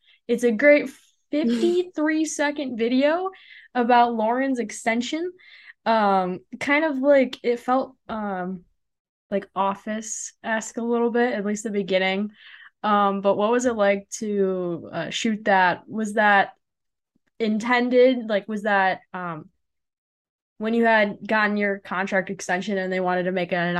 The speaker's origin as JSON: {"language": "English", "region": "Illinois", "country": "United States", "moved": "as an adult", "lives_now": "Nebraska, United States", "said": "I am from Illinois, but I go to school in Nebraska."}